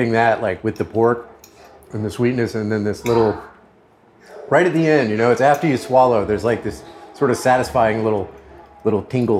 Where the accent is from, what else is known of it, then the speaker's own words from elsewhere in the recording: Louisiana, United States; I'm from Louisiana.